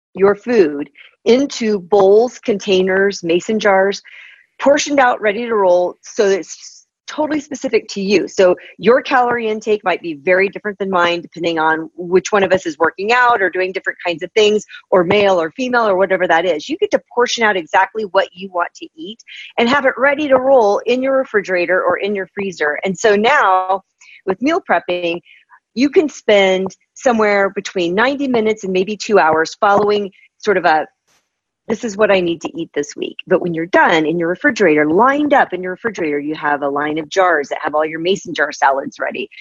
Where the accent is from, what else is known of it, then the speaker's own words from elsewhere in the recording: Midwest, United States; I'm from the Midwest